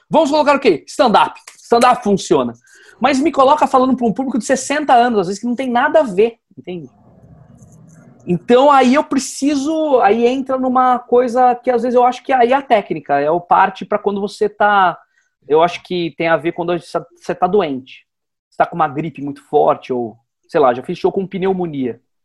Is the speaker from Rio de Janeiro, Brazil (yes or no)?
no; Atibaia, São Paulo, Brazil; now in São Paulo, Brazil; quando eu saí de Atibaia